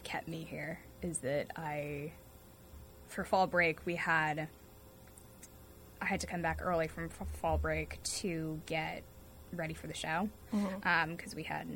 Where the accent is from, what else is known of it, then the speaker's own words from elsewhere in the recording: North Andover, Massachusetts, United States; I am from North Andover, Massachusetts, so about half an hour north of Boston